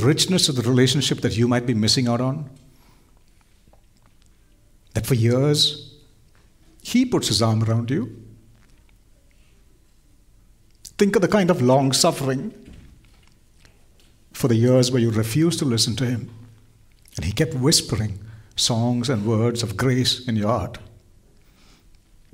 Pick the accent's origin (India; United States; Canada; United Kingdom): India; I was born in India